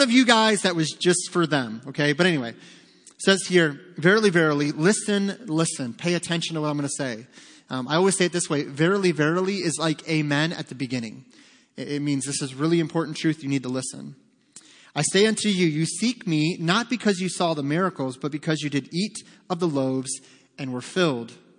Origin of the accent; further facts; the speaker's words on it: Detroit, Michigan, United States; We grew up in Detroit